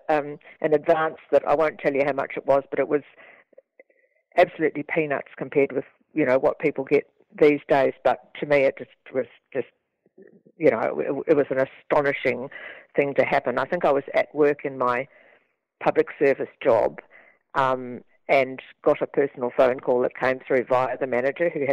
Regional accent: Dunedin, Otago, New Zealand; I grew up in Dunedin, which is a very Scottish city in New Zealand

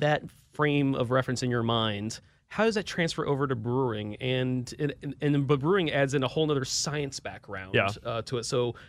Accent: Milwaukee, Wisconsin, United States; I'm from Milwaukee, Wisconsin. Beer's in my blood, right?

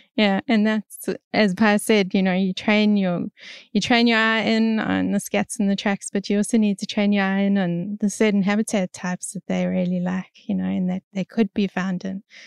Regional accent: South Africa; moved away as an adult; now in Australia; I'm from South Africa originally and, um, I came over to Australia probably eight years ago now

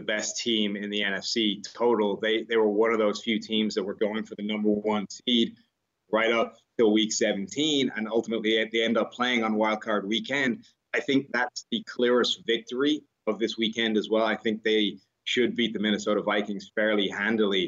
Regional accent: Ireland; now in United States; I come from Ireland where it's not as strong a tipping culture, right? We don't tip for that many things.

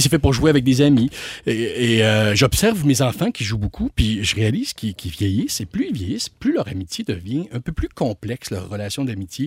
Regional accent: Quebec City, Quebec, Canada; now in Montreal, Canada; je viens de Québec hein, puis je, suis venu à Montréal

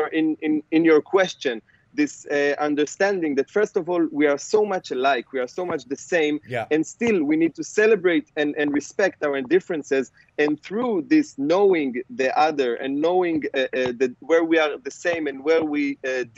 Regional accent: Israel; I grew up here in Israel

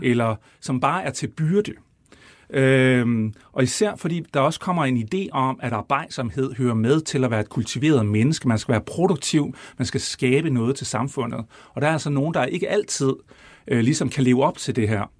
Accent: Brejning, Southern Denmark, Denmark; jeg er opvokset ude i Brejning, som vi kommer til at tale en masse om, imellem Vejle og Fredericia

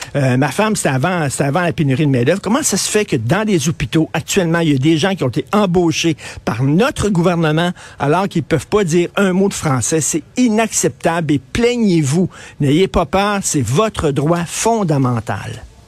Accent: Quebec, Canada; chez nous au Québec

